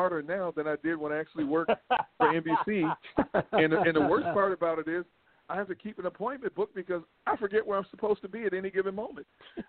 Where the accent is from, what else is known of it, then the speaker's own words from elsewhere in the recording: Milwaukee, Wisconsin, United States; moved away; also born or lived in California; I'm from Milwaukee, Wisconsin. I'm from north part of Milwaukee, Wisconsin.